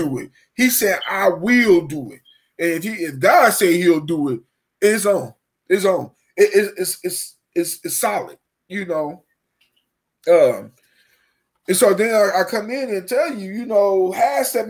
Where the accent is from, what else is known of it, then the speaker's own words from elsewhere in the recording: Dayton, Ohio, United States; I'm from Dayton, Ohio